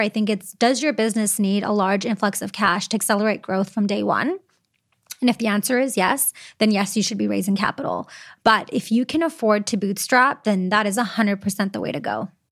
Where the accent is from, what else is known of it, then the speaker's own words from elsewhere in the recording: Canada; some of the perks of being Canadian and staying in Canada